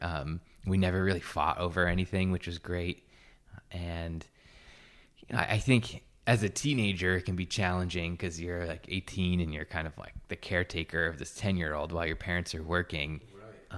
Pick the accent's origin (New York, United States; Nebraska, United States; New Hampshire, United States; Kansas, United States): New York, United States; Newburgh; also born or lived in Poughkeepsie, New York; now in Encinitas, United States; I was born in a town called Poughkeepsie, um, and grew up outside of um, right outside of Newburgh, which is kind of like a post-industrial city